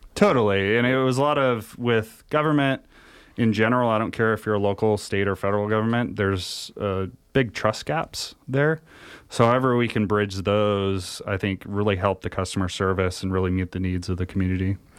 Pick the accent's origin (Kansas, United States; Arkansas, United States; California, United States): California, United States; Humboldt County; now in Nevada County, United States; I grew up out in the middle of nowhere in Humboldt County, kinda the Emerald Triangle area